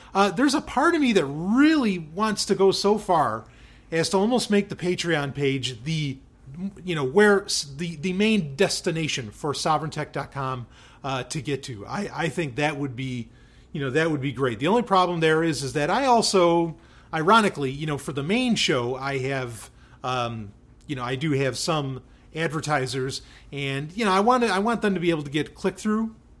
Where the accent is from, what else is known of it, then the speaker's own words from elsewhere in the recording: New York City, New York, United States; also born or lived in Florida; now in New Hampshire, United States; I grew up in New York City. I spent a lot of time in upstate New York as well. Grew up a good chunk in upstate